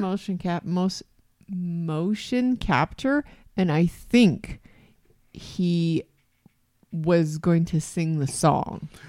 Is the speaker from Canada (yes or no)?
yes; Canada; As a Canadian